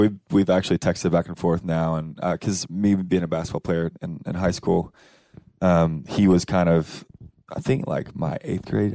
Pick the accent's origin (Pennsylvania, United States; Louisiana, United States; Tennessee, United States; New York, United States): Tennessee, United States; Cookeville; moved away; I'm from Cookville